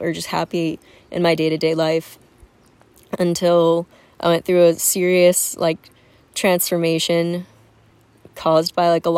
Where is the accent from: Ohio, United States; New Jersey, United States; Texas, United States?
New Jersey, United States; moved away as an adult; now in San Diego, United States; I come from Jersey